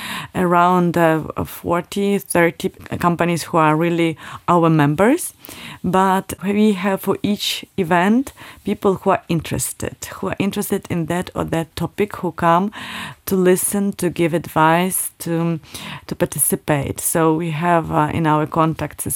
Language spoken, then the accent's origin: English; Kyiv, Ukraine; moved away as an adult; now in Luxembourg; I'm here in Luxembourg already 8 years, and I'm coming from Ukraine. I'm coming from Kyiv.